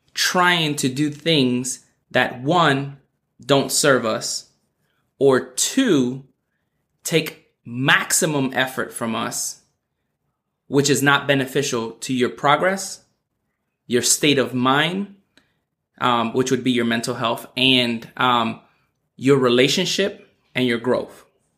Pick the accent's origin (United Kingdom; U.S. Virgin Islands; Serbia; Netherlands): U.S. Virgin Islands; being born and raised in the Virgin Islands where, you know, like, they speak English, but it's the dialect is not grammatically correct.